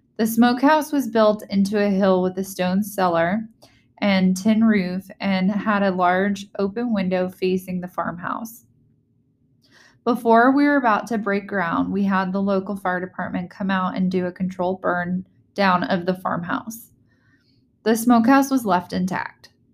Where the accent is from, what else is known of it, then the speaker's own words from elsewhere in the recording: Virginia, United States; moved away; home state, my native state